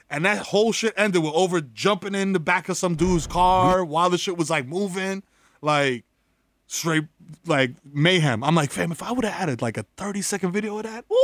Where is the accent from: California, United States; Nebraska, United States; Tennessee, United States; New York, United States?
New York, United States; New York City; we grew up in the Bronx.